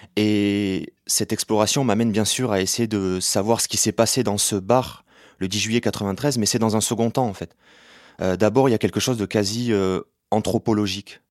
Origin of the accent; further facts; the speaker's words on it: Béziers, Occitania, France; je suis né à Béziers en 1991